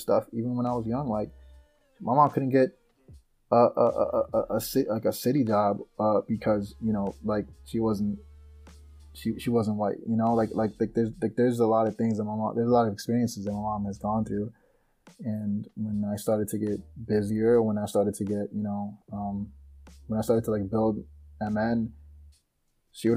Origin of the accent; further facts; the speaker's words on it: Chicago, Illinois, United States; I'm from Chicago